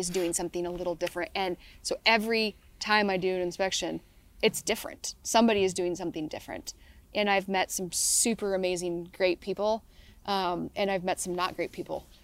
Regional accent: Selah, Washington, United States; I grew up in Sela, which is, like, hard orchard country

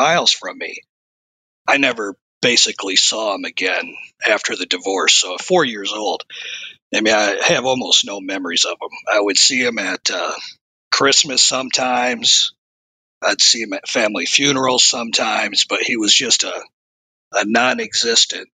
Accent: Flint, Michigan, United States; I was born in Flint, Michigan

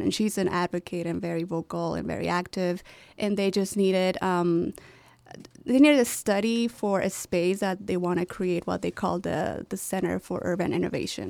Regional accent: Chihuahua, Mexico; moved away as an adult; now in Chicago, United States; my hometown, Chihuahua, Mexico

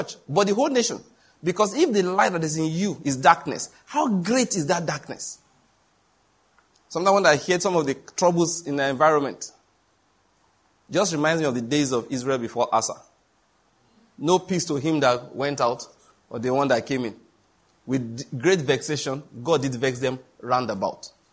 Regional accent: Nigeria; I'm a Nigerian

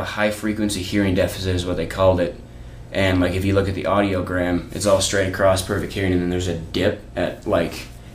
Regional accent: Huron, South Dakota, United States; moved away as an adult; I grew up about 10 miles south of my hometown on a ranch

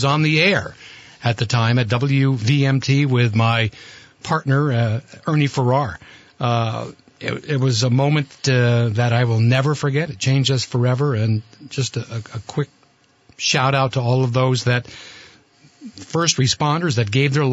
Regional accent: Burlington, Vermont, United States; Kevin and I grew up in Burlington. You were a few years older than me. Anybody that grew up in Burlington in the '60s, you had to know a McLaughlin.

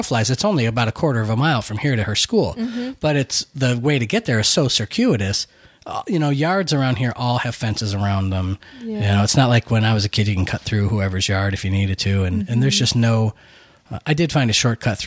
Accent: Buffalo, New York, United States; moved away; also born or lived in Minot, North Dakota; growing up in Buffalo, we had a lot of snow

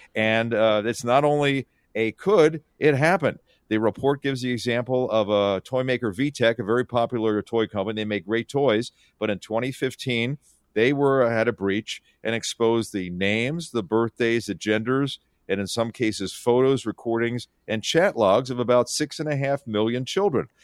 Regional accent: Philadelphia, Pennsylvania, United States; also born or lived in Syracuse; now in Seattle, United States; I grew up on the East Coast, so Philadelphia, and I went to school at Syracuse.

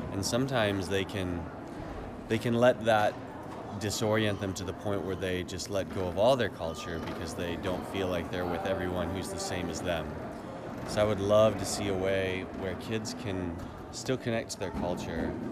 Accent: Palmer, Alaska, United States; I am 35 years old. I'm from Palmer, Alaska.

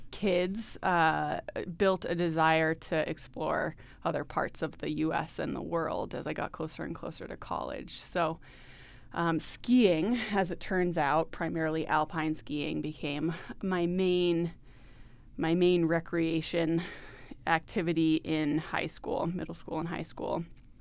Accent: Maine, United States; So I grew up in Maine.

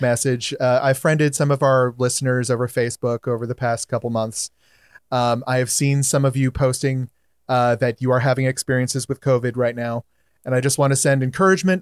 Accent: Hawaii, United States; I'm native Hawaiian

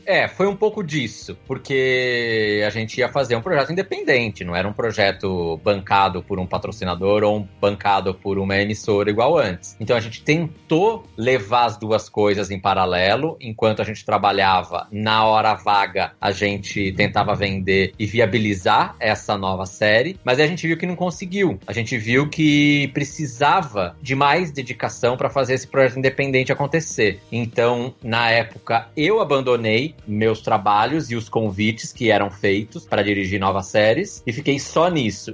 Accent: Piracicaba, São Paulo, Brazil; accent: caipira; moved away as an adult; now in São Paulo, Brazil; Eu sou caipira, eu sou de Piracicaba, no interior de São

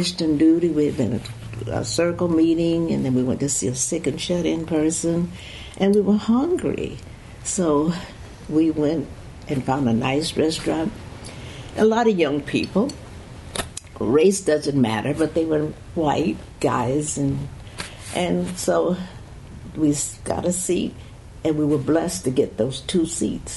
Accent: Fort Worth, Texas, United States; I was born in Fort Worth, Texas

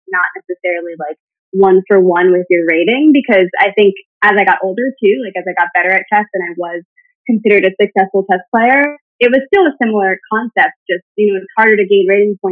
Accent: New York City, New York, United States; I'm from New York City, so chess was taught as a class, like a mandatory class in my school

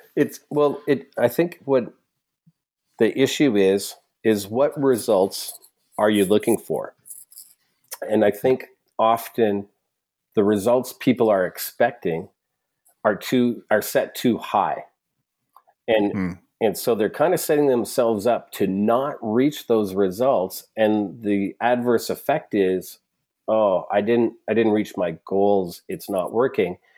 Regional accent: Alberta, Canada; I'm from Alberta

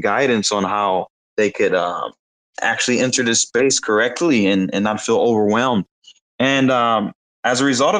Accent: Detroit, Michigan, United States; now in Bali, Indonesia; I'm from Detroit, Michigan, USA, currently residing in Bali, Indonesia

